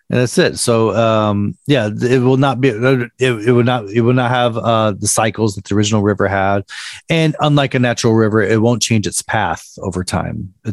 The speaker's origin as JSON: {"language": "English", "town": "Chattanooga", "region": "Tennessee", "country": "United States", "tie": "born or raised there", "said": "I grew up a bit in Chattanooga, Tennessee, which is Rock See Rock City, See Ruby Falls. It's full of tourist traps."}